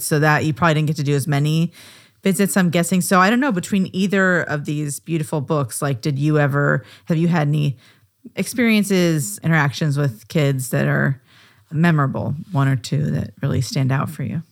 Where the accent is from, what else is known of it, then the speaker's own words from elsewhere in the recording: Des Moines, Iowa, United States; Des Moines, Iowa, my hometown